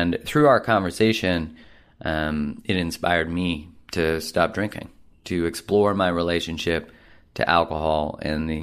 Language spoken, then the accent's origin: English; Canada; being a Canadian